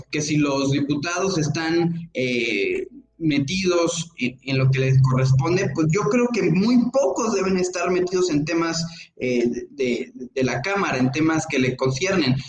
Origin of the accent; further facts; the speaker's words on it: Mexico; como ciudadanos, como mexicanos